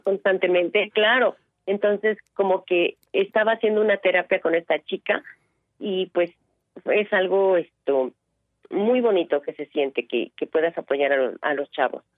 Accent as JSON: {"language": "Spanish", "region": "Veracruz", "country": "Mexico", "tie": "born or raised there", "moved": "yes", "said": "yo vengo de un pueblo de Veracruz, de un rancho"}